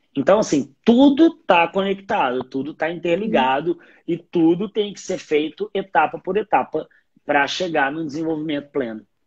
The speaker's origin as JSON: {"language": "Portuguese", "region": "Minas Gerais", "country": "Brazil", "said": "eu, como um bom mineiro"}